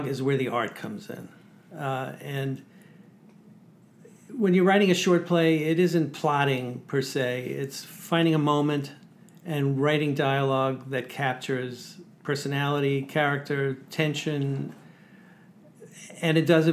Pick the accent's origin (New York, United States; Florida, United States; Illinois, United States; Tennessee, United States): New York, United States; New York City; Growing up in Sheepshead Bay, where Larry David said most conversations in his family were done in a form of a yelling match, that's where I grew up, in the same neighborhood